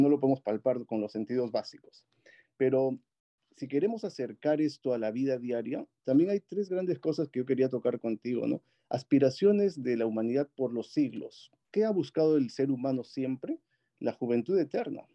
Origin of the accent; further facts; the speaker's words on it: Huancayo, Junín, Peru; moved away as an adult; also born or lived in Lima, Peru; Yo soy de Perú, nací en la ciudad de Huancayo con un clima muy similar al, al Silicon Valley, el Valle del Mantaro, ahí en Perú. Eh, estudié ahí la primaria y la secundaria y luego pasé a Lima